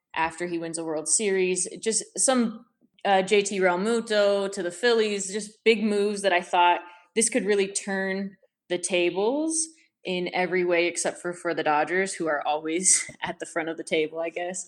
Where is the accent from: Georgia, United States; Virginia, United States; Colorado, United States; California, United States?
California, United States; San Diego; I'm from San Diego